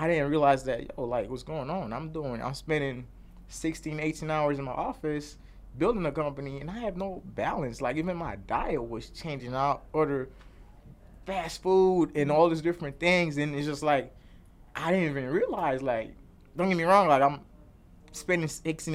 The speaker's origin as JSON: {"language": "English", "town": "Chicago", "region": "Illinois", "country": "United States", "tie": "born or raised there", "also_born_or_lived": "Cuba", "said": "growing up in Chicago"}